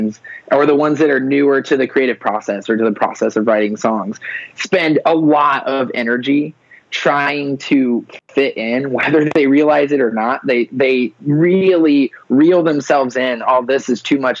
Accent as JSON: {"language": "English", "region": "Ohio", "country": "United States", "said": "I'm from Ohio"}